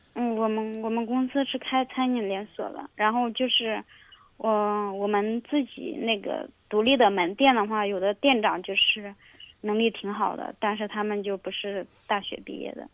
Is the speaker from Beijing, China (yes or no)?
no; Shaanxi, China; 我是陕西人嘛